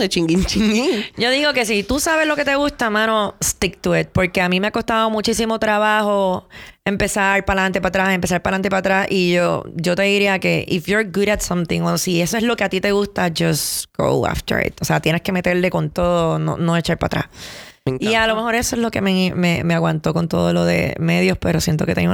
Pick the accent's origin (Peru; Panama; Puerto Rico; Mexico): Puerto Rico; yo me fui de Puerto Rico, eh, viví dos años también en Miami y regresé hace cinco años y medio a Puerto Rico.